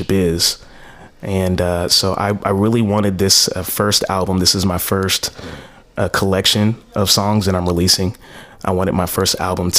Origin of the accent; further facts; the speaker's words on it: Stockton, California, United States; My hometown in Stockton, California